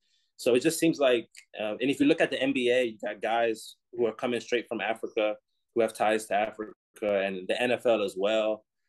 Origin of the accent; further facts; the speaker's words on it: London, United Kingdom; also born or lived in Texas; Oh, we're from London.